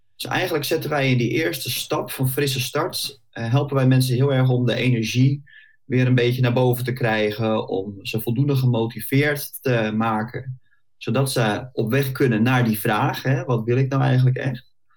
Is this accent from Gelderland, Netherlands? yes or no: no; Bollenstreek, South Holland, Netherlands; also born or lived in The Hague; ik eh, kom uit de Bollestreek, geboren en getogen. Klein uitstapje gemaakt naar Den Haag en inmiddels weer eh, terug waar ik vandaan kom